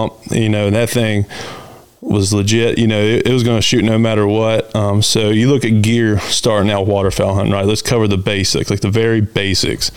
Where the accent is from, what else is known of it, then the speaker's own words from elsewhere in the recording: Shenandoah Valley, Virginia, United States; also born or lived in Halifax County, Virginia; I grew up in the Shenandoah Valley